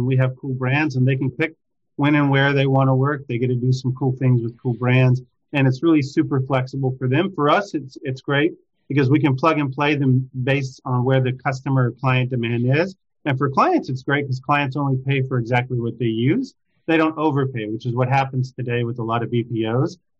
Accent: Cleveland, Texas, United States; moved away as an adult; also born or lived in Seattle / London / Boston / San Francisco; I grew up in a small town in Texas, Cleveland, Texas, about 7,000 individuals there.

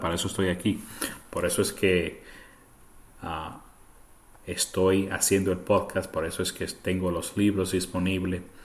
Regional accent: Puerto Rico; first language Spanish; now in United States; yo crecí en Puerto Rico, así que el español es mi primer idioma, pero estoy en los Estados Unidos desde el 1991

